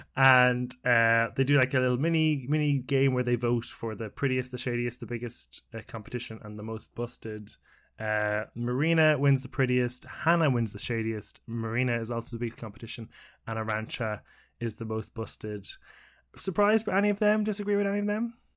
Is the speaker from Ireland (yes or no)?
yes; Ireland; as an Irishman